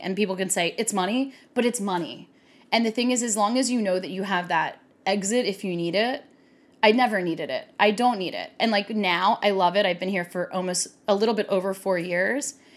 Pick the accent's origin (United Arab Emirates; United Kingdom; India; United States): United States; Baltimore, Maryland; moved away as an adult; also born or lived in New York / California; now in Los Angeles, United States; growing up in Baltimore